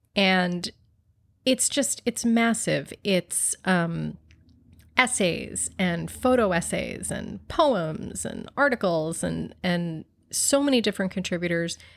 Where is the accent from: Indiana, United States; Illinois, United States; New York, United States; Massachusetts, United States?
New York, United States; Buffalo; I grew up in Buffalo, so to us, Canada was, like, like, Toronto was our New York City